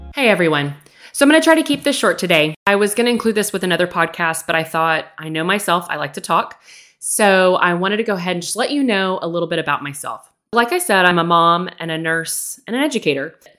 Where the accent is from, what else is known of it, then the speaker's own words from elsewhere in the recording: Texas, United States; I grew up in Texas, born and raised, still here today